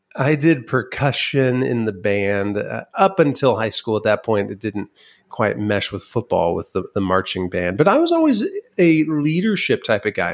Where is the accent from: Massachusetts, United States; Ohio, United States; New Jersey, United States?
Ohio, United States; Van Wert; my dad was in the insurance business